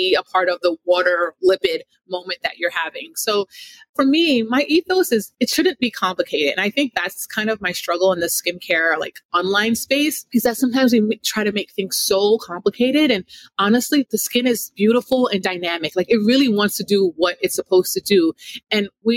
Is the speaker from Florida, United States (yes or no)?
yes; South Florida, United States; also born or lived in Jamaica; now in Northeast, United States; I grew up in South Florida